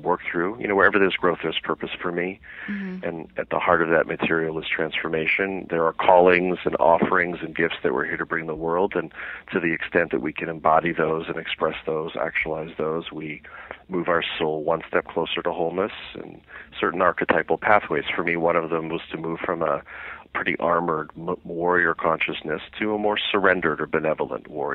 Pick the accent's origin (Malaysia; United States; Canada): Canada; I had always wanted to be a criminal trial lawyer growing up in Canada